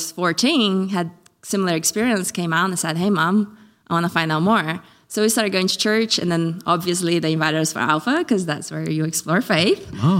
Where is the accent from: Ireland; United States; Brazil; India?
Brazil; now in United Kingdom; So I grew up in Brazil and I believed in God, but I wasn't practicing. My mom was lapsed. When we moved to England, a couple of years in, my mom decided that she wanted to start going to church again.